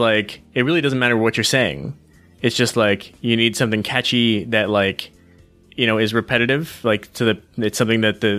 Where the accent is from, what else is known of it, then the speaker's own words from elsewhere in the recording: United States; I'm the American and you're the Canadian.